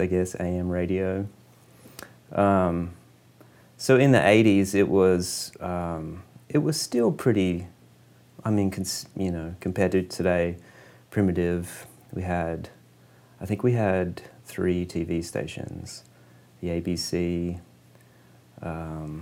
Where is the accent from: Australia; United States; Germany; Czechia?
Australia; Quorn, South Australia; moved away; I grew up in a really small town, just a little farming town called Quorn.